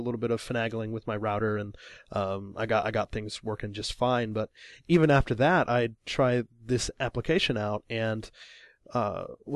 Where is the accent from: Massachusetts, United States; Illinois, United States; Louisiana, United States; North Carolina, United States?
Illinois, United States; now in Japan; I'm from Illinois, middle of America